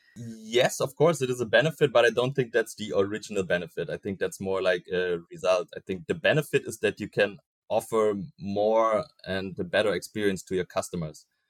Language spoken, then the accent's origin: English; Berlin, Germany; I was born in Berlin, currently also uh, working in Berlin for CM.com